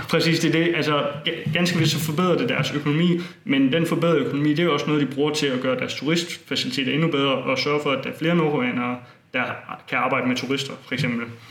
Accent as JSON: {"language": "Danish", "town": "Bogense", "region": "Southern Denmark", "country": "Denmark", "tie": "born or raised there", "said": "i min hjemby Bogense"}